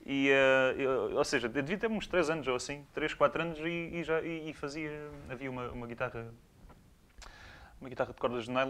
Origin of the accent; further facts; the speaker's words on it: Albufeira, Faro, Portugal; now in Armação de Pêra, Portugal; Nasci em Faro, na verdade, mas vivi uh, na zona de Albufeira durante a maior parte